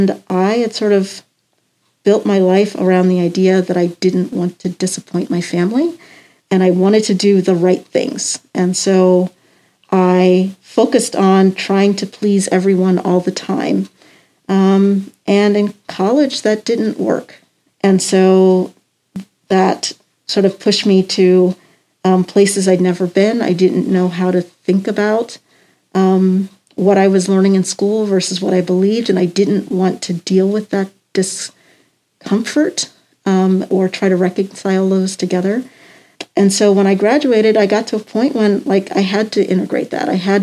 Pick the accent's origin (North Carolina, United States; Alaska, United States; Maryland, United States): Maryland, United States; Columbia; I grew up in Columbia, Maryland